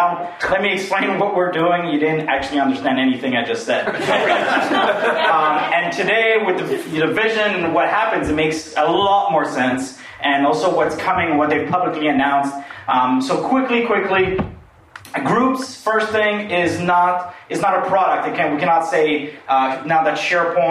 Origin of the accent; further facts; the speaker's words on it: France; now in Canada; I'm really French. I'm from France.